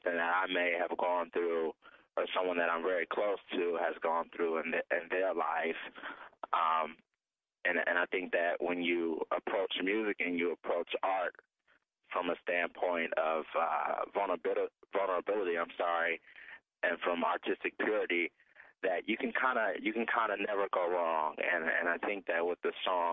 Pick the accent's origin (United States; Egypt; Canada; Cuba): United States; Cleveland, Ohio; my hometown of Cleveland, Ohio